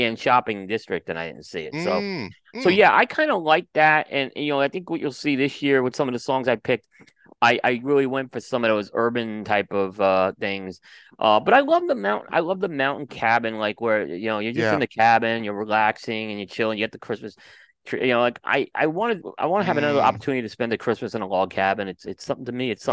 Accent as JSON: {"language": "English", "town": "New York City", "region": "New York", "country": "United States", "tie": "born or raised there", "said": "growing up in New York City"}